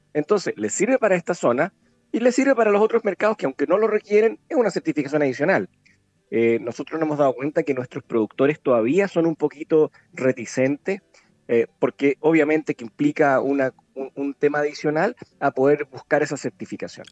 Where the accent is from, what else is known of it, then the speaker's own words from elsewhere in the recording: Chile; somos los chilenos